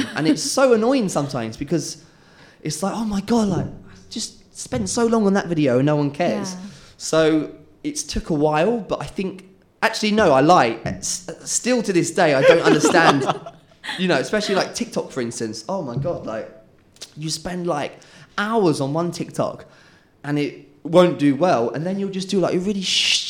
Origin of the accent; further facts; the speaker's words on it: England, United Kingdom; moved away as an adult; now in Malaysia; I'm English